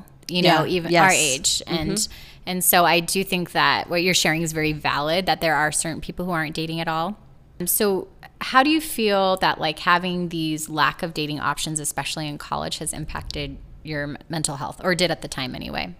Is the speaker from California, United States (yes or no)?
yes; Los Angeles, California, United States; my perspective, I grew up in Los Angeles area, and there weren't a lot of members of my faith at all.